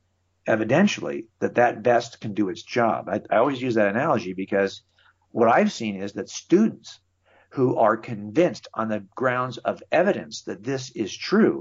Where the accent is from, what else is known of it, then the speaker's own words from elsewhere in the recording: California, United States; I've been here my entire life. My dad raised me here.